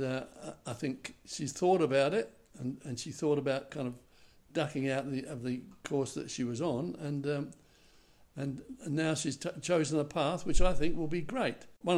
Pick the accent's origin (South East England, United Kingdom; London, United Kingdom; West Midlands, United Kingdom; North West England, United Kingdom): London, United Kingdom; I was born in January of 1939. That was just at the beginning, right at the beginning of the war. And I experienced with my family some of the worst bombing in London at the time.